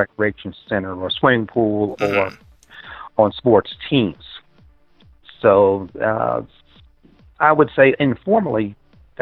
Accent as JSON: {"language": "English", "town": "Washington", "region": "District of Columbia", "country": "United States", "said": "The nation's capital, Washington, D.C. area"}